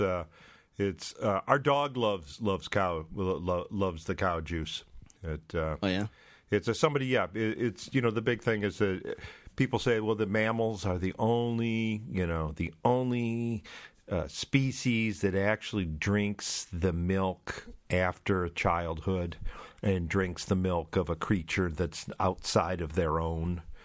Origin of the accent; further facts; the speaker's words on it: Michigan, United States; I'm a Michigander. I grew up uh, I grew up in the Great Lakes state